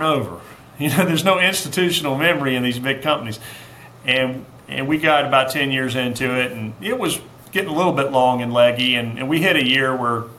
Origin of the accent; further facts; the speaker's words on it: Charleston, South Carolina, United States; also born or lived in Anderson, South Carolina; now in Greenville, United States; I was born in Anderson, grew up in Charleston